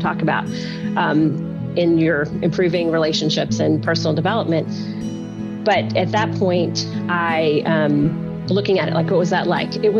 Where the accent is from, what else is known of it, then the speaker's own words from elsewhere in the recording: Alabama, United States; also born or lived in Louisiana; now in New Orleans, United States; I was born in Louisiana, which is also where I live now. But I grew up in Alabama